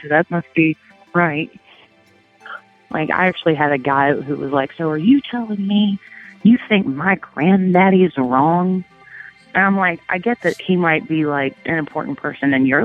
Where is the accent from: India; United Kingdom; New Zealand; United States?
United States; Tennessee; here in Tennessee